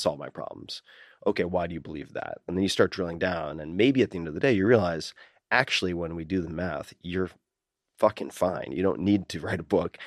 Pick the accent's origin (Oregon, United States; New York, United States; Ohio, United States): New York, United States; Long Island; I'm from Long Island